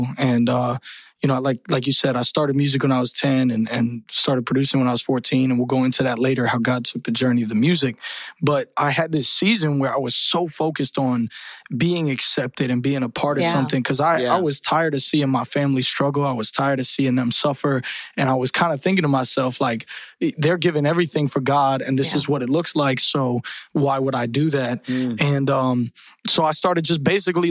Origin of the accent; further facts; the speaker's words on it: Tampa, Florida, United States; also born or lived in Colorado / Michigan; I grew up in Tampa, Florida. So shout out 813. That's where I lived most of my life